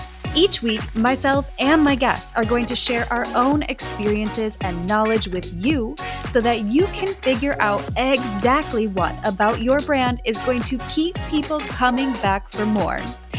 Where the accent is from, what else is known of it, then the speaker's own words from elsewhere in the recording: Wisconsin, United States; moved away; looking back at who I was in Wisconsin.